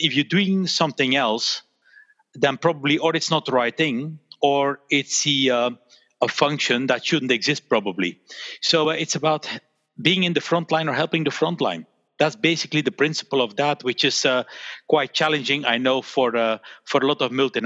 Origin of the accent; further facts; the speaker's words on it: Belgium; my parents, they had the store here in Belgium. And so I grew up in a store